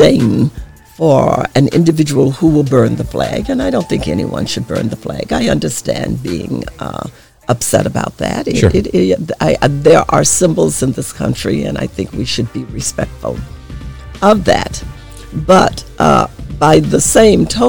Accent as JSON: {"language": "English", "region": "Arkansas", "country": "United States", "tie": "born or raised there", "moved": "yes", "said": "I grew up in the South in Arkansas, right on the Mississippi River"}